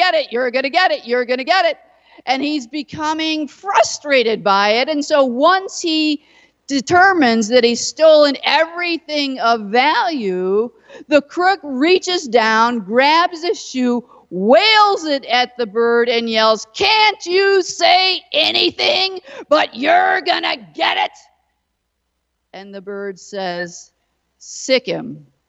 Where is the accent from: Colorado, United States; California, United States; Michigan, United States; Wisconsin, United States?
Michigan, United States; Detroit; I'm from Detroit